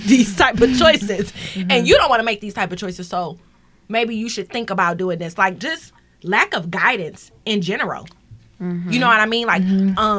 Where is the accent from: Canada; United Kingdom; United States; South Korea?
United States; Detroit, Michigan; I grew up in Detroit.